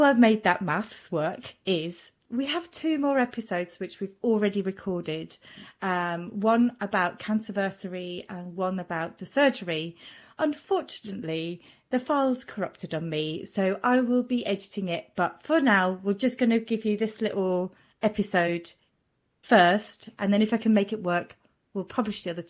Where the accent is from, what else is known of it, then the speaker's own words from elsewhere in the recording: Switzerland; first language German; English is a second language; me being Swiss and German being my first language